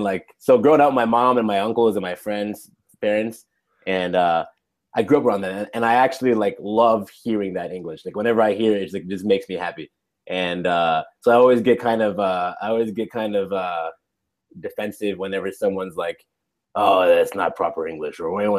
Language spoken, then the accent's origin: English; United States; accent: general American; I grew up in the U.S. and would be considered having a standard kind of a general American accent, as they call it. But my mom is from Nigeria